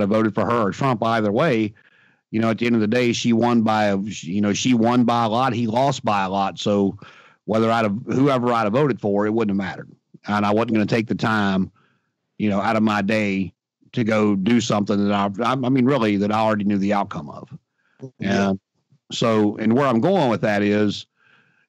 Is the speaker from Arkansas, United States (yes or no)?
no; Martinsville, Virginia, United States; I'm from Martinsville, Virginia